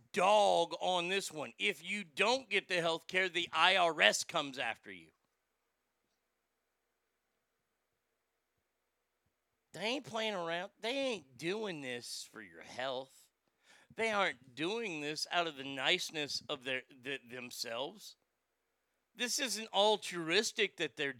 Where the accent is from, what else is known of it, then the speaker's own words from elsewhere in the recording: Texas, United States; I'm a Texan.